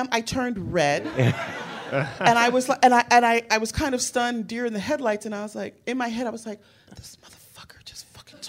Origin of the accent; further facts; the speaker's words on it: New Jersey, United States; moved away; also born or lived in Newark / Edison / North Carolina; I'm from Jersey